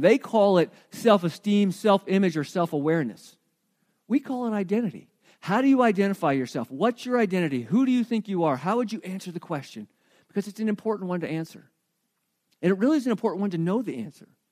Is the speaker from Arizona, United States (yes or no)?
yes; Arizona, United States; now in New Mexico, United States; I grew up in Arizona where there was no such thing as fall.